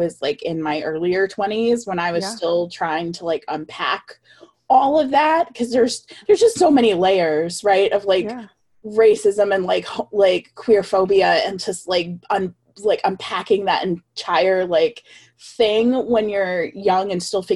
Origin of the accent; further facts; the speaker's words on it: Deep South, United States; I was born in the Deep South.